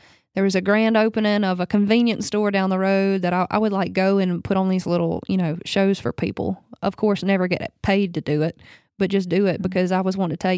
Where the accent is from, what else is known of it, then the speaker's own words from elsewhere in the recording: Baskin, Louisiana, United States; moved away as an adult; now in Nashville, United States; on my farm in my hometown. I'm from Northeast Louisiana, from a town of 300 people, a little town called Baskin.